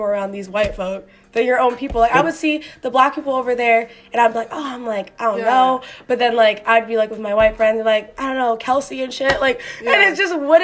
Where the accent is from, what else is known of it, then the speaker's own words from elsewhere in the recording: United States; too American